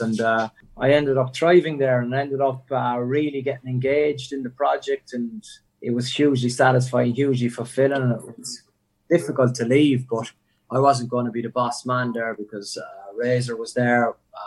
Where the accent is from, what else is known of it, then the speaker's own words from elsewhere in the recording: Cork, Munster, Ireland; moved away; I am from Cork and it's the other side of the world